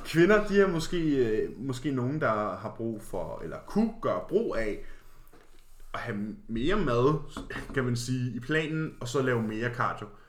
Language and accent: Danish; Karlslunde, Zealand, Denmark; vi er begge to fra en lille flække, kaldet Karlsson.